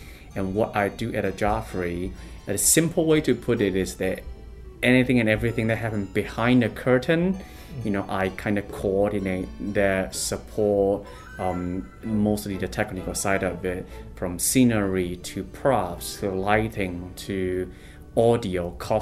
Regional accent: China; moved away as an adult; also born or lived in Urbana-Champaign, Illinois / New York / Singapore / San Francisco; now in Chicago, United States; I was born and raised in China. I came to the States in 2008

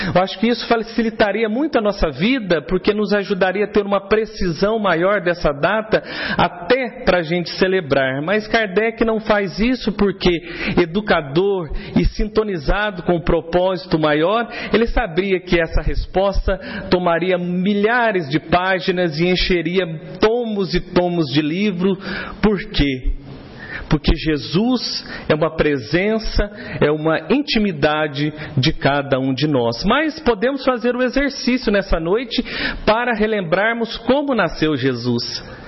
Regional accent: Três Corações, Minas Gerais, Brazil; ainda menino em Três Corações, minha cidade natal, na minha infância

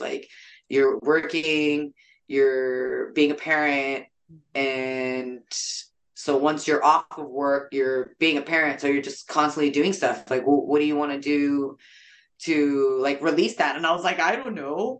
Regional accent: San Jose, California, United States; also born or lived in Japan; So I was just raised in San Jose. I wasn't born in San Jose.

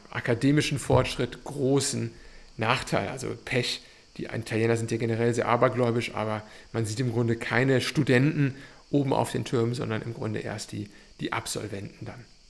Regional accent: Cologne, North Rhine-Westphalia, Germany; now in Bologna, Italy; ich bin Kölner, das heißt, mit Kathedralen, mit Dömen durchaus verwöhnt

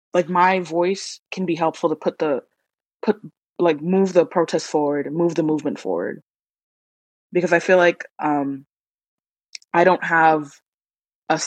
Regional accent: Boston, Massachusetts, United States; moved away as an adult; now in Princeton, United States; I'm the first person in my family to be born in the United States. My family immigrated here from Trinidad and Tobago, which is the last Caribbean island in the chain of Caribbean islands. I'm originally from Boston

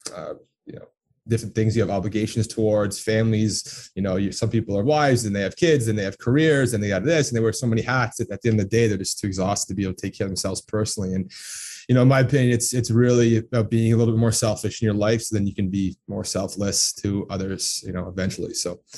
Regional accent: Toronto, Ontario, Canada; also born or lived in Texas / Orlando; I was born and raised in Toronto, or just on the east side of Toronto

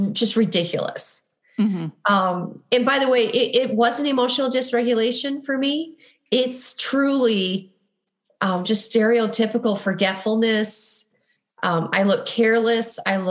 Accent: Midwest, United States; accent: Midwestern; my Midwestern accent

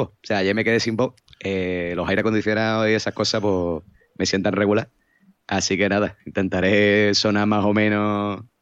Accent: Cádiz, Andalusia, Spain; le he dicho a mi, a un amigo de, mi novio que soy de Cádiz, que, que vivo en BG no sé qué

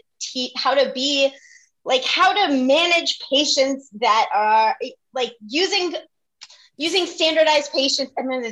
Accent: North Central Florida, United States; I'm from North Central Florida

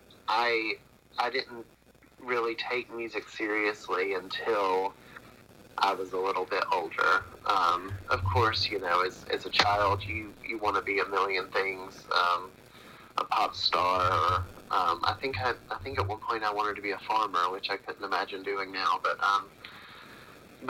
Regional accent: Athens, Georgia, United States; I'm from Athens, Athens, Georgia. Been here all my life aside from a few years up north

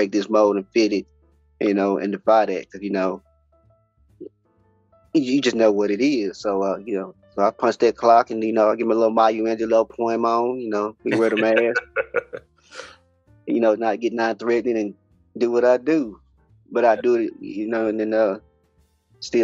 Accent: Fort Worth, Texas, United States; also born or lived in Houston, Texas; I'm from born and raised in Fort Worth, Texas.

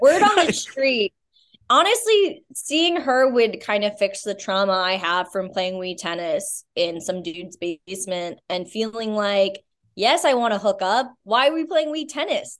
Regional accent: Albany, New York, United States; I'm originally from upstate New York

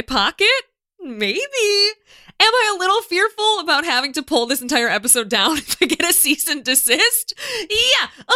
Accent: United States; as an American

